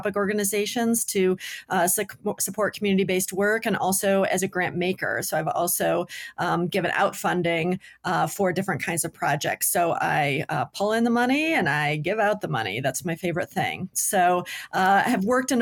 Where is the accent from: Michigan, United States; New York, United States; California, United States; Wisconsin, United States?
Michigan, United States; Detroit; moved away as an adult; now in Boulder, United States; originally from Michigan. I grew up in Detroit until I was 12, and then in the Detroit suburbs through college